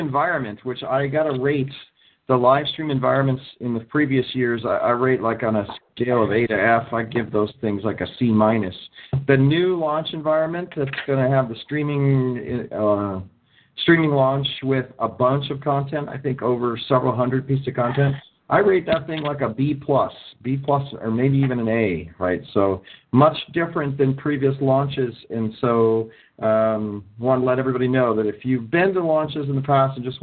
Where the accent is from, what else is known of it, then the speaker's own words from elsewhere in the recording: Ohio, United States; now in California, United States; I'm from Ohio. I grew up in Ohio, moved to California.